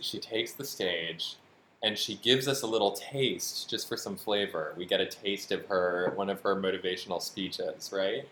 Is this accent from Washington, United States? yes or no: no; Western Massachusetts, United States; I'm from Western Massachusetts